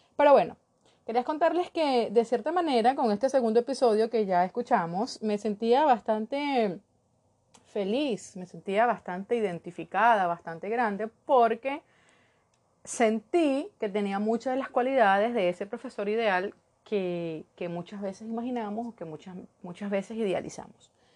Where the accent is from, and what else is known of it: Venezuela